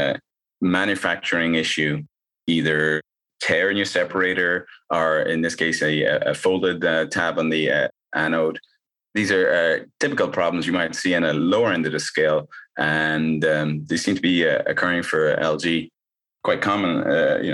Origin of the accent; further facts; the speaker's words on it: Ireland; moved away; I'm originally from Ireland